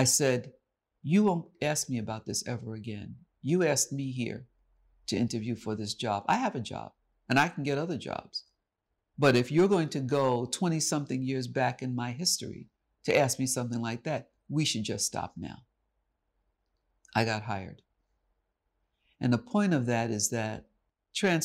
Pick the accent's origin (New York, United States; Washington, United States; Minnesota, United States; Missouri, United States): New York, United States; New York City; this is my hometown. This is New York City. I said, I'm from Harlem